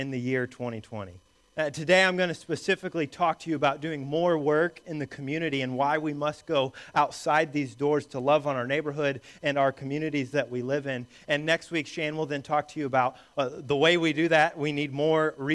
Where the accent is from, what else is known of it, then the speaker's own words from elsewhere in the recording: Indiana, United States; the church that I grew up going to in Indiana as a small boy